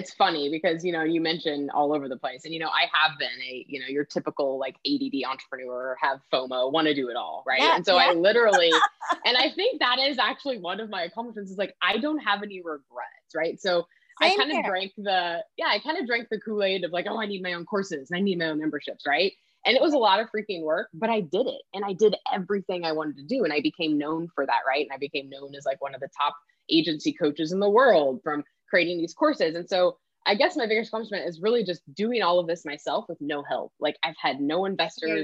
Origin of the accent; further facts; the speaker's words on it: Kansas, United States; moved away as an adult; also born or lived in Sacramento area, California; now in Sacramento, United States; I'm a Kansas girl. So born and raised in Kansas